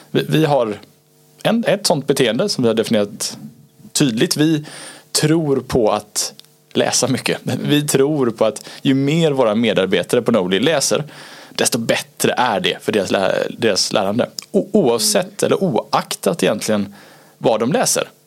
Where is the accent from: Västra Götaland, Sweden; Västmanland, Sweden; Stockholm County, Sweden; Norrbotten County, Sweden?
Västra Götaland, Sweden; Gothenburg; Som göteborgare också, så det, det, det, är, det är fint.